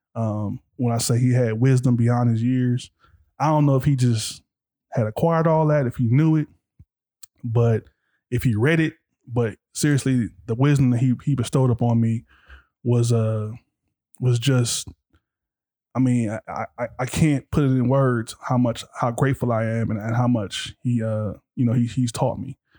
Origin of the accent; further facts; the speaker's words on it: Compton, California, United States; growing up in Compton